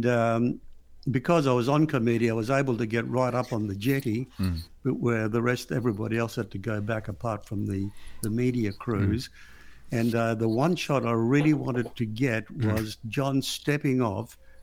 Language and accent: English; Alexandria, Alexandria Governorate, Egypt; now in Perth, Australia; I was born in Alexandria